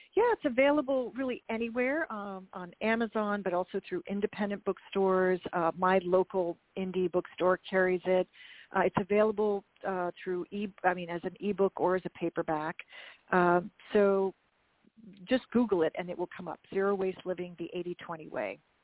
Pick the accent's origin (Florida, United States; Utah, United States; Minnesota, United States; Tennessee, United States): Minnesota, United States; I'm also from the Midwest, Minnesota, and I, as I said, I was raised that it's it's a meal if there's if there's some meat